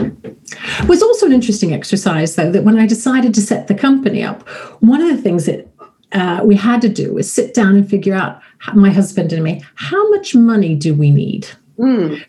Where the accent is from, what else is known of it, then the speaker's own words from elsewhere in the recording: United States; also born or lived in Florida; now in United Kingdom; I am American